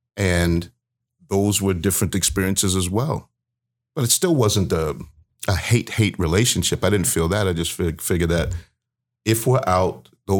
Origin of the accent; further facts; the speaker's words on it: Baltimore, Maryland, United States; also born or lived in New York / Massachusetts; I am from the East Coast originally. So I grew up, born in New York, went to Massachusetts shortly thereafter, then Maryland, Baltimore, Maryland. So I'm an East Coast baby.